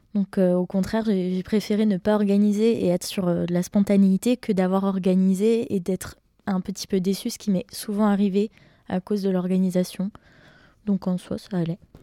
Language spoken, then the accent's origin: French; Besançon, Bourgogne-Franche-Comté, France; je viens de Besançon en Franche-Comté, et plus précisément de Planoise.